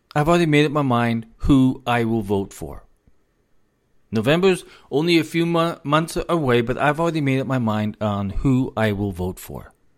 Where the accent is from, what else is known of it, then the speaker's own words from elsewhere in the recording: United States; also born or lived in South Carolina; as an American